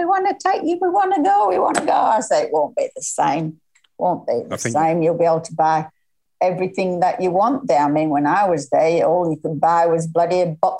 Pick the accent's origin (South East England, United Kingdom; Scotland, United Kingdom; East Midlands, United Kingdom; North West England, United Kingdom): North West England, United Kingdom; Lancashire; now in Noosa, Australia; No, I'm not Scottish. I'm Lancashire.